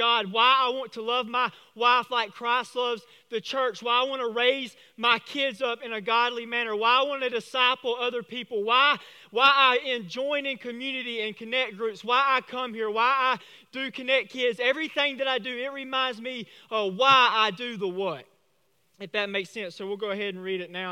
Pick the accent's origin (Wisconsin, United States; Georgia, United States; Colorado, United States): Georgia, United States; Vidalia; I'm from Vidalia.